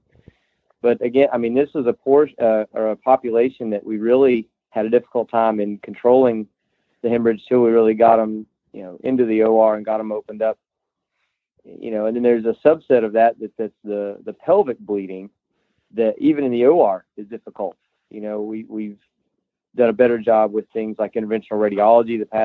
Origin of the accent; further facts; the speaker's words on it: Tri-Cities, East Tennessee, United States; moved away as an adult; now in Orlando, United States; I grew up in East Tennessee in an area called Tri-Cities